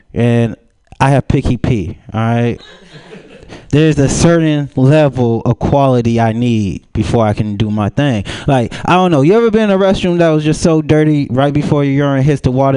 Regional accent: Pomona, California, United States; I'm from Pomona

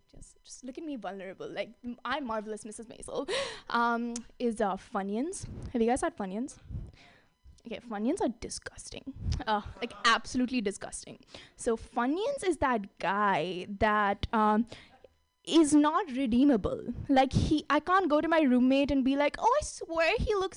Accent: India; moved away as an adult; now in San Francisco, United States; I grew up in India

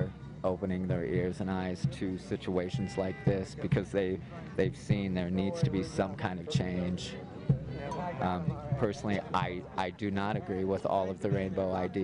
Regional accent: Indiana, United States; I'm from Indiana, so there's no mountains there

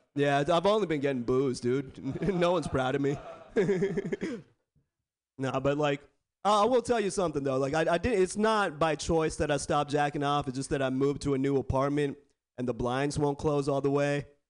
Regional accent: Bay Area, California, United States; I was born and raised in the Bay Area born and raised

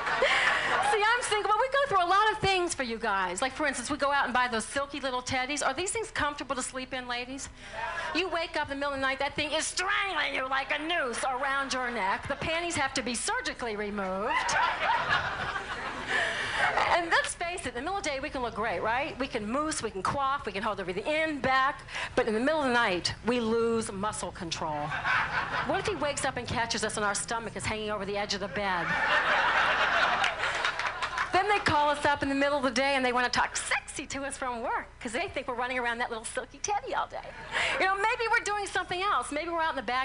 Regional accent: New Orleans, Louisiana, United States; I'm from New Orleans

